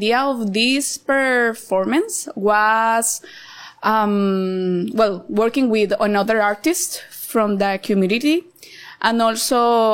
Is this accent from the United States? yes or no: no; Cartago, Costa Rica; moved away as an adult; now in Nosara, Costa Rica; I grew up in Cartago, so I am a Costa Rica.